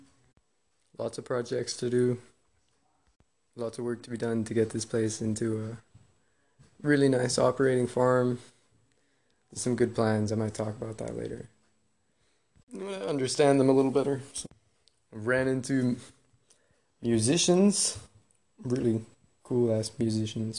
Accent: Canada; moved away; I'm Canadian

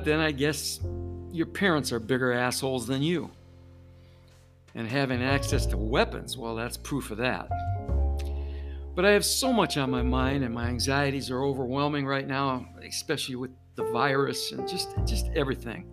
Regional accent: Detroit, Michigan, United States; growing up in Detroit in the 60s

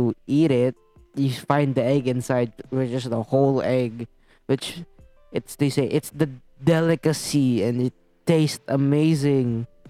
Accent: Philippines; we are from the Philippines, which therefore we are acknowledged as Filipinos.

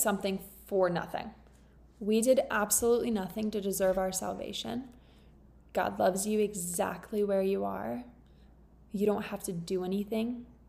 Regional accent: Florida, United States; moved away as an adult; now in England, United Kingdom; I'm from Florida

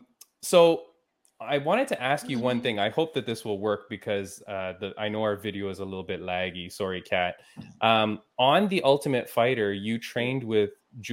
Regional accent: Canada; As a Canadian

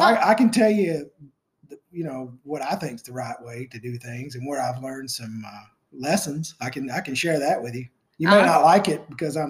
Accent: the South, United States; growing up in the South.

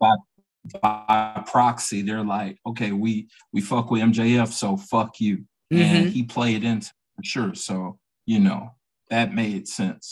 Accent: Atlanta, Georgia, United States; I'm from Atlanta. I'm a WCW, NWA baby

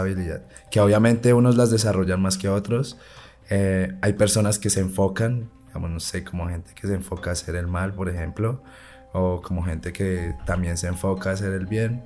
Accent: Bucaramanga, Santander, Colombia; yo me crié en Bucaramanga

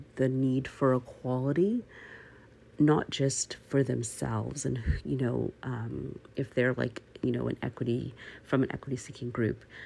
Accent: Canada; I am Canadian

